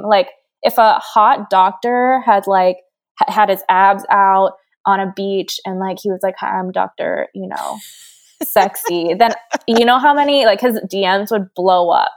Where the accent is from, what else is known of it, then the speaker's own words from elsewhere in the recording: Hawaii, United States; I'm from Hawaii. I grew up in a bathing suit